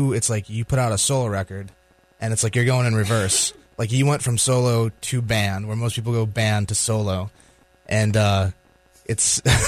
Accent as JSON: {"language": "English", "town": "San Diego", "region": "California", "country": "United States", "moved": "as an adult", "lives_now": "Richmond, United States", "said": "I was from San Diego. I came to Richmond to get my undergrad"}